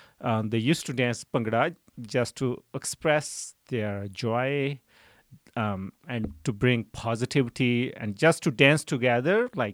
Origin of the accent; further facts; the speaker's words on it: Siad, Punjab, India; born there; So I was born in a small village. The name of village is Siad. So I was born in a farming family.